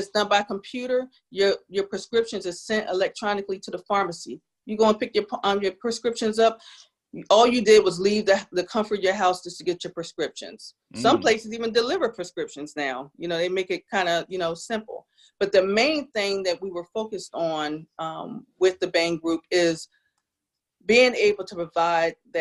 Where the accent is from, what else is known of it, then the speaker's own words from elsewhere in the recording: New Jersey, United States; now in South Carolina, United States; I'm from South Jersey.